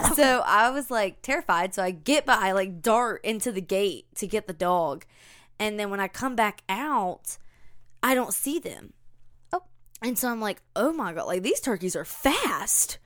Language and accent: English; the South, United States; accent: Southern; we're from the South